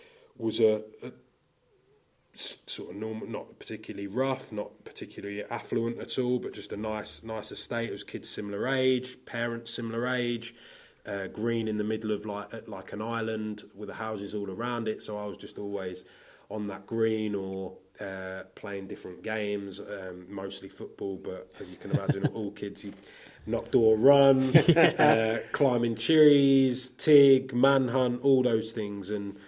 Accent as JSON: {"language": "English", "town": "Peterborough", "region": "East of England", "country": "United Kingdom", "tie": "born or raised there", "also_born_or_lived": "Belfast", "said": "I was born in Belfast, because he had a job out there, got promotion, then came back when I was probably 18 months, something like that, a little bit younger, and then ended up in Peterborough as a toddler, bought a house down here in Peterborough"}